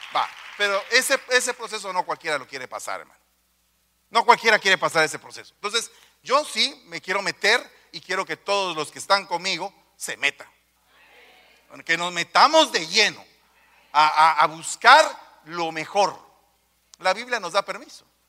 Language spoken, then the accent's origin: Spanish; Guatemala; Yo vengo de los de, los de abajo, de un barrio